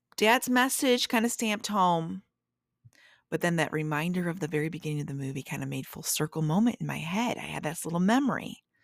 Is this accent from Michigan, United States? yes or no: yes; Traverse City, Michigan, United States; moved away from my hometown of Traverse City